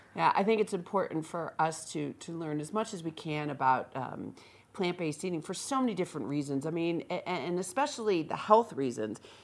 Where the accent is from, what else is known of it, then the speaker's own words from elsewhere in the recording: Northeast, United States; now in Vail, United States; I am a transplant from the Northeast